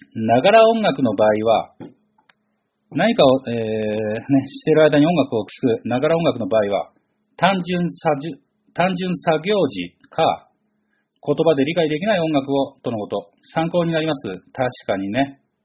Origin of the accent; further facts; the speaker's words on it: Chigasaki, Kanagawa, Japan; 育ちは神奈川県茅ヶ崎市でございます。